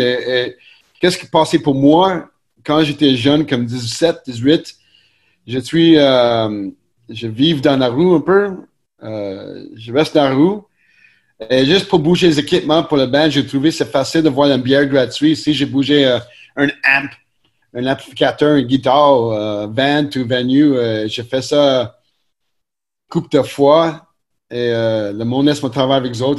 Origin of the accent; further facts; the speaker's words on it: Montreal, Quebec, Canada; nous sommes natifs de Montréal, NDG, ici